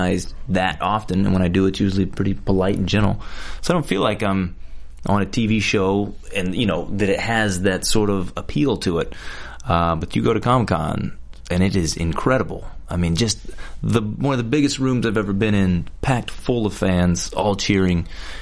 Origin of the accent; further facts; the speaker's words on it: Alabama, United States; moved away as an adult; now in Los Angeles, United States; I'm from Alabama